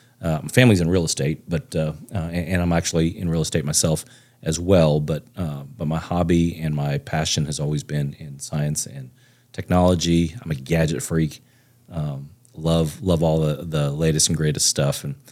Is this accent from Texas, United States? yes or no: yes; Plano, Texas, United States; I was born and raised in Texas. I'm a true Texan, lived here most all my life with a short stint in Florida for a very short time when I was like three.